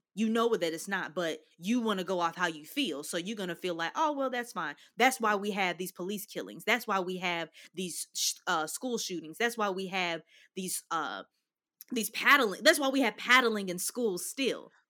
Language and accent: English; Louisville, Kentucky, United States; growing up in Kentucky